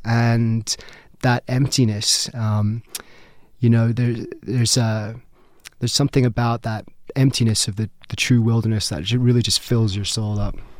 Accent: Brighton, South East England, United Kingdom; moved away as an adult; also born or lived in United States / London; now in Colorado, United States; basically grew up in Brighton, England, on the South Coast.

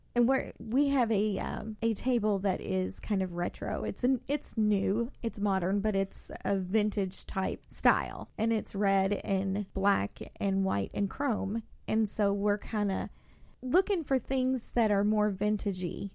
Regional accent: Indiana, United States; now in Louisville, United States; me growing up in Indiana

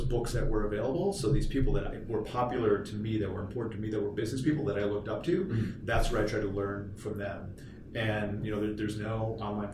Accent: Milwaukee, Wisconsin, United States; I was born in Milwaukee

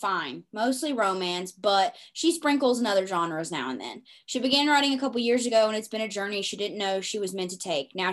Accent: Bible Belt, Southern United States, United States; I grew up in the Bible Belt

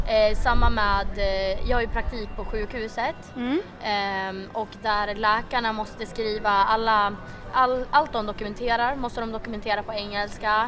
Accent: Sweden; vi är ju svenskar

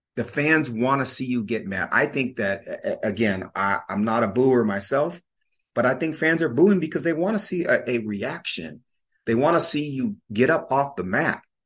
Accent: Seattle, Washington, United States; moved away; I am a Seattleite. I grew up in Seattle. I don't live in Seattle anymore, but I grew up there and that's my home

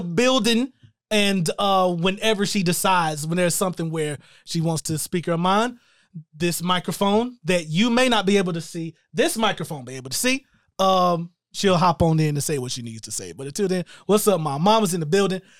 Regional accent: Shelby, North Carolina, United States; moved away; we are actually located in my hometown of Shelby, North Carolina

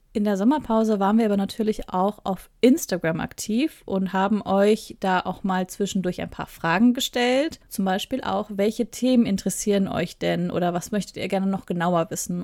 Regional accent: Ruhr area, North Rhine-Westphalia, Germany; moved away; also born or lived in southern Germany; Ich komme ursprünglich aus Nordrhein-Westfalen, aus dem Ruhrgebiet näher gesagt, und wohne jetzt aber im Süden Deutschland

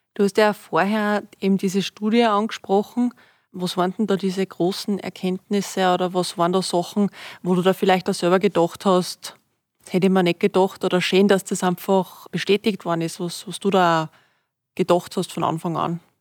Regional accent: Styria, Austria; now in Upper Austria, Austria; als Steirerin da in, in Oberösterreich, als Zurgroste

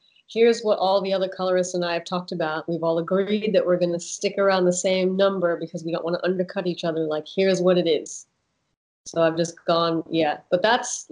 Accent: New York, United States; now in Australia; I'm from New York

